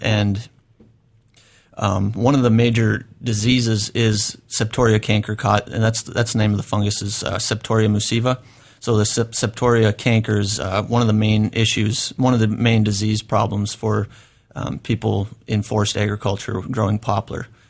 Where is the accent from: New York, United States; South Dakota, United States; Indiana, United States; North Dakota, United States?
North Dakota, United States; moved away as an adult; now in Oregon, United States; I grew up in North Dakota, uh, small town.